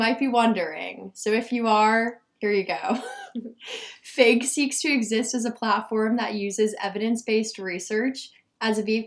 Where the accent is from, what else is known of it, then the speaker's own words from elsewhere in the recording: Ridgewood, New Jersey, United States; moved away; I'm from New Jersey in a town called Ridgewood